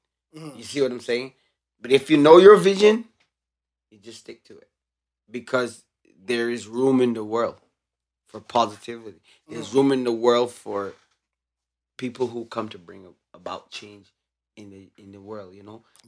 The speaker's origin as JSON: {"language": "English", "country": "Barbados", "said": "I'm from Barbados"}